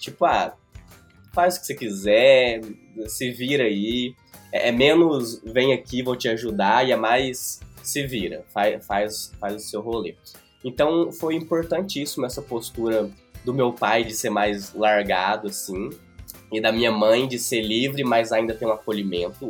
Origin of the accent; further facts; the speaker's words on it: Prata, Minas Gerais, Brazil; moved away; also born or lived in Uberlândia; eu voltei para o Prata, voltei para minha cidade natal